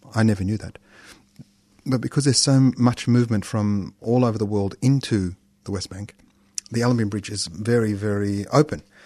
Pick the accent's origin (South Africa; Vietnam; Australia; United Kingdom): Australia; accent: Australian; my thickest Australian accent